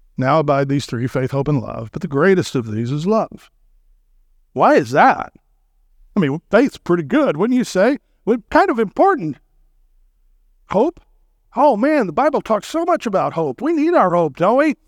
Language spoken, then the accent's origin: English; Texas, United States; I'm from Texas